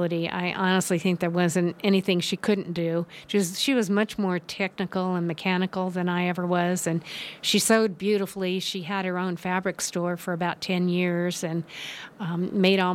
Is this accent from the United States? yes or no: yes; Los Altos, California, United States; moved away as an adult; also born or lived in Santa Clara / Petaluma; now in Nevada County, United States; I grew up in Los Altos, which is now the heart of the Silicon Valley